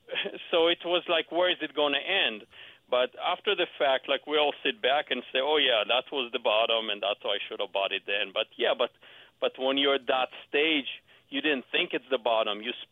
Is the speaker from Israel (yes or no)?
yes; Israel; English is a second language; now in Scottsdale, United States; Actually, I have an accent because I came here in 91 from Israel.